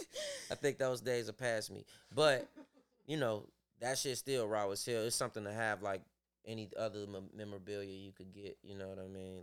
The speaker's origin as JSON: {"language": "English", "town": "Chicago", "region": "Illinois", "country": "United States", "tie": "born or raised there", "said": "I grew up in that whole area"}